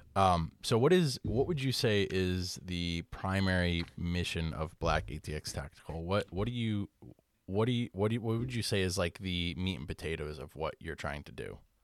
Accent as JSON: {"language": "English", "region": "Connecticut", "country": "United States", "tie": "born or raised there", "said": "growing up in Connecticut and, like, white suburban Connecticut"}